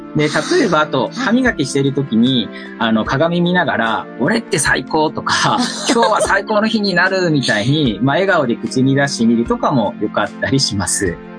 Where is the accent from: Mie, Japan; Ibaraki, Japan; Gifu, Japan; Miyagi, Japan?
Gifu, Japan; now in Tokyo, Japan; 僕は岐阜県出身で、現在は東京在住の2児のパパになります。